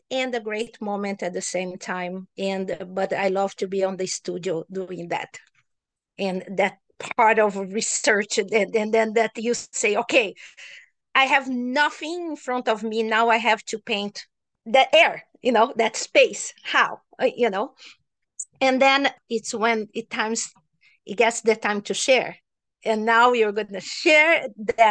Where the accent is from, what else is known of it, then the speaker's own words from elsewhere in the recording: Brazil; moved away; I'm from Brazil, so I was in Brazil at this time